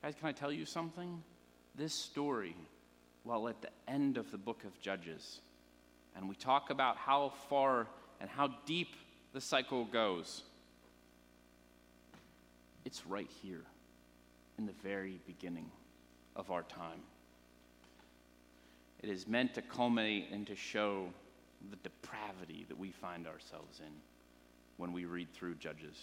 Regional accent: Pennsylvania, United States; moved away; I'm from Pennsylvania originally. I grew up there.

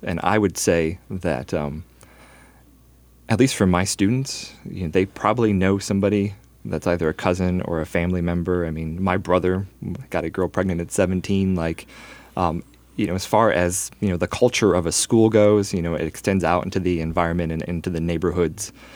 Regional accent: Northwest Indiana, United States; I grew up in Northwest Indiana from a middle-class family

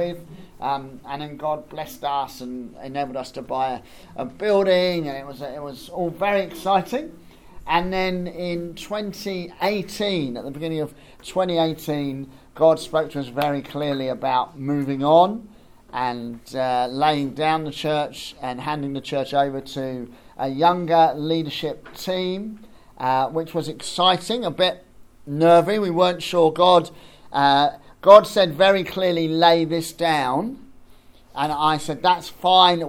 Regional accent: Bedford, East of England, United Kingdom; moved away as an adult; also born or lived in East Grinstead; I grew up in Bedford

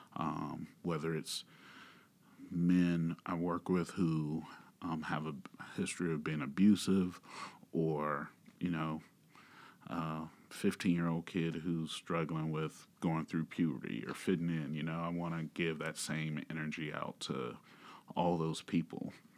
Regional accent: Georgia, United States; also born or lived in Manhattan, Kansas; now in Kansas, United States; I'm originally from Georgia

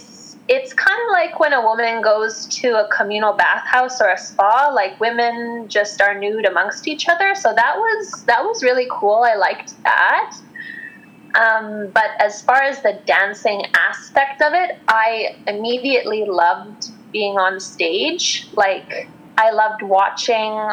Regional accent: Western Canada, Canada; I grew up in Western Canada

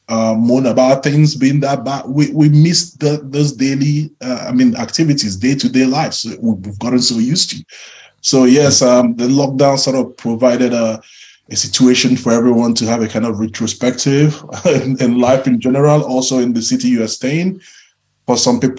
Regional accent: Enugu, Enugu State, Nigeria; moved away as an adult; also born or lived in Lagos; I grew up in Enugu.

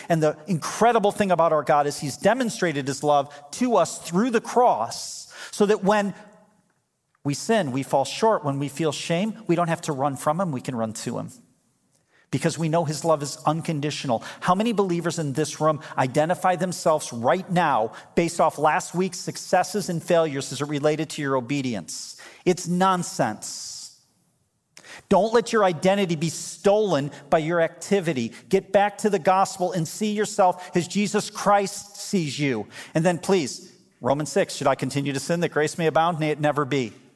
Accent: United States; As American believers

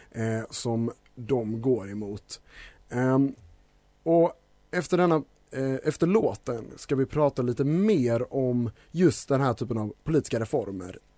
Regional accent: Denmark; also born or lived in Scotland, United Kingdom; då jag typ är dansk och Eh, lite på det spåret så när jag var liten bodde jag i Skottland så därför tänker jag att brittisk inrikespolitik är min inrikespolitik.

